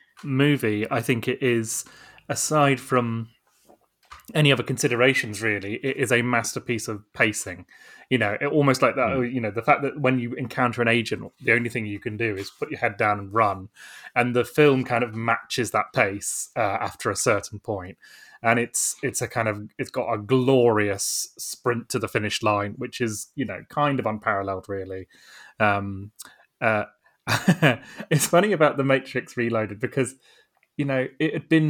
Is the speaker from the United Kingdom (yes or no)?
yes; Bristol, South West England, United Kingdom; I was growing up in Bristol at the time